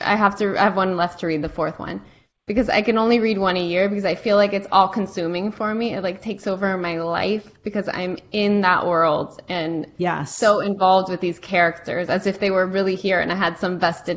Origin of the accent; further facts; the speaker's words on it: Miami, Florida, United States; I'm Cuban American. Even though I was raised in the States, I didn't get the American experience fully because I was in Miami.